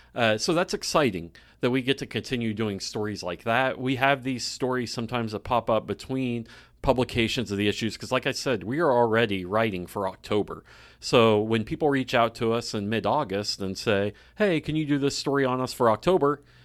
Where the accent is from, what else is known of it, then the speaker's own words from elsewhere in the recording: Claremore, Oklahoma, United States; I grew up in Claremore